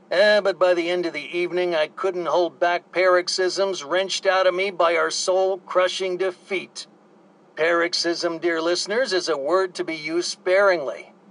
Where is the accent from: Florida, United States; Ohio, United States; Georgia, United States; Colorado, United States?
Georgia, United States